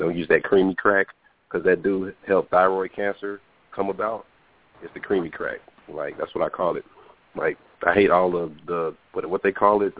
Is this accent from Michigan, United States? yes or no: no; Dallas, Texas, United States; I'm from Dallas.